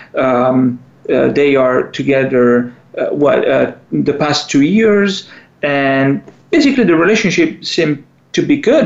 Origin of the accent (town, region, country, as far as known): Italy; accent: Italian; English is a second language; moved away